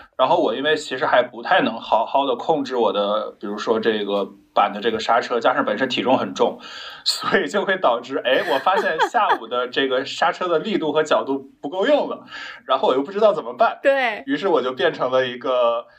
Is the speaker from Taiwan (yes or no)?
no; Jilin, China; now in Shanghai, China; 去吉林， 也就是去我老家